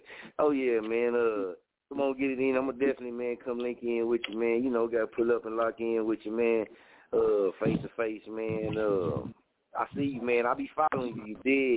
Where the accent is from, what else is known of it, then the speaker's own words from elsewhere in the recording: Muskogee, Oklahoma, United States; moved away as an adult; also born or lived in Wichita, Kansas; I'm from Oklahoma. I'm from Muskogee. So when I moved to Wichita